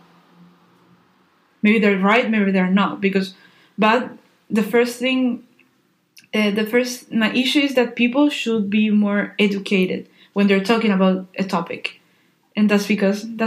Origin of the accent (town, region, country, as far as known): Spain; English is a second language; moved away as an adult